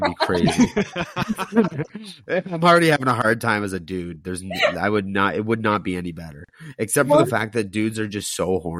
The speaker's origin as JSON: {"language": "English", "region": "Ontario", "country": "Canada", "said": "I'm from Ontario."}